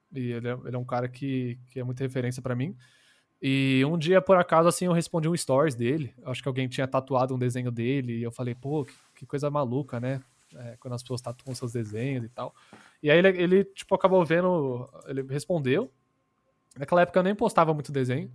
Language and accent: Portuguese; Brazil; Portuguese is a second language; also born or lived in United States; Eu sou estadunidense, para não falar americano, né? E, mas eu moro aqui minha vida inteira. Eu vim